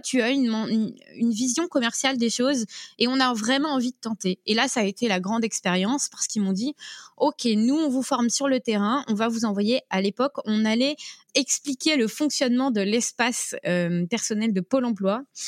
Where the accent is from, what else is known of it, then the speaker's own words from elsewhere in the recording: Brest, Brittany, France; je suis euh, de Bretagne, euh, précisément de Brest, et ma famille vit en presqu'île de Crozon